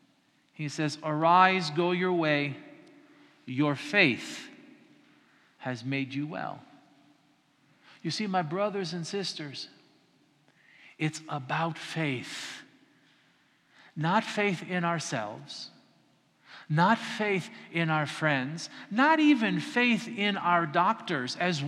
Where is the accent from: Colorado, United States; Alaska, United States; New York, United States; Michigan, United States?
Colorado, United States; the mountains of; now in Florida, United States; I'm not from Kalymnos, I'm not even from Florida, I'm from the mountains of Colorado